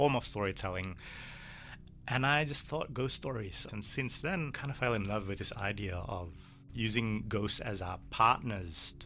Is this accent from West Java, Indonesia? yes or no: yes; Bandung, West Java, Indonesia; now in Melbourne, Australia; I grew up in Bandung